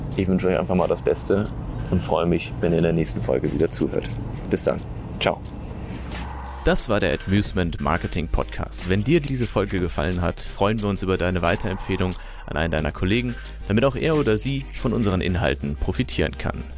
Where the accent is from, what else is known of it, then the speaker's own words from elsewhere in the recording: Germany; als Europäer oder als Deutscher